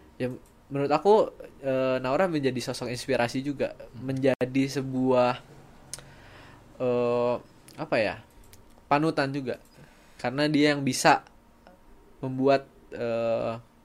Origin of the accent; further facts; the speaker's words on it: Sukabumi, West Java, Indonesia; aku dari Sukabumi